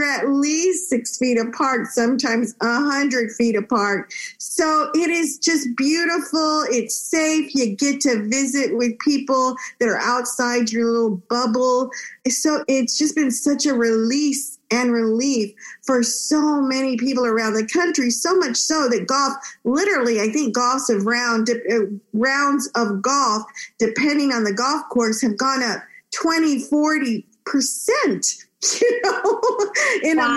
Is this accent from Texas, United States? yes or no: yes; Texas, United States; also born or lived in Monterrey, Mexico; I am an immigrant from Mexico, Northern Mexico, Monterrey. I was born in Monterrey. My parents brought me to live in Texas, where I enjoyed growing up in such a bilingual, bicultural state